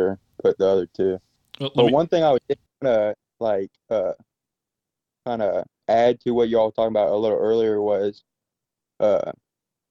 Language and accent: English; Alabama, United States; moved away; I'm from Alabama, so we are not used to bears